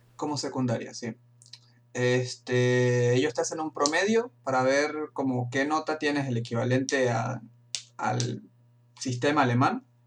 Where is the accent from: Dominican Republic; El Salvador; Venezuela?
Venezuela; moved away as an adult; now in Frankfurt am Main, Germany; yo soy de Venezuela